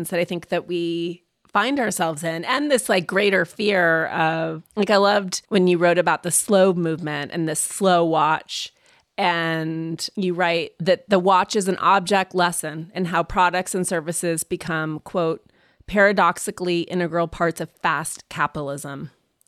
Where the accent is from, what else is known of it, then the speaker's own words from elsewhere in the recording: Montana, United States; moved away; I grew up in Montana